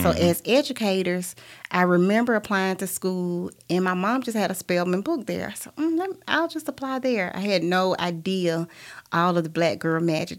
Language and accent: English; the South, United States; accent: Southern; also born or lived in Atlanta